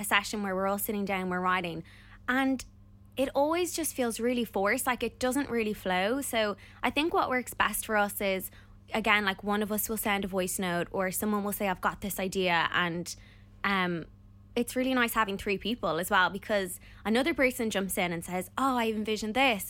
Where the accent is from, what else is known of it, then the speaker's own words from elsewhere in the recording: Ireland; we are Irish